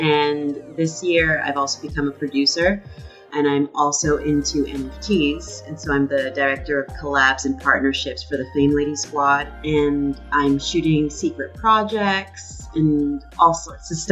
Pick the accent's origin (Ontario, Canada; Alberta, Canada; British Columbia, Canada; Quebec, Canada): Ontario, Canada; Toronto; They immigrated to Toronto. And I was born in Toronto.